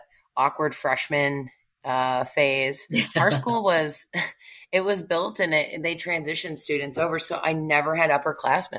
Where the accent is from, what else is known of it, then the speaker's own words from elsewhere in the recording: Naperville, Illinois, United States; moved away as an adult; now in Plano, United States; I was born and raised in Illinois